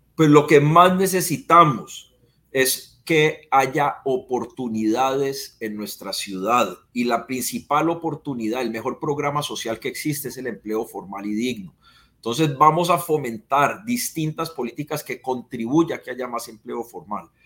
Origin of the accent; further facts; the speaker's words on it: Cali, Valle del Cauca, Colombia; como caleño, porque ante todo yo soy caleño